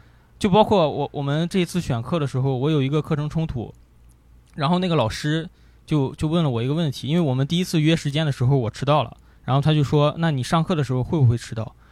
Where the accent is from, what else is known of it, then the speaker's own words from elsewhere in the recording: Gaomi, Shandong, China; 潍坊， 潍坊高米